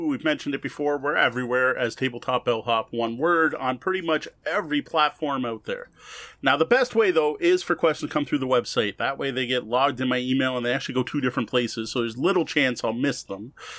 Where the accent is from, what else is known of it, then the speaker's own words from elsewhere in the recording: Canada; It's just not worth it in Canada, unfortunately, despite being Canadian.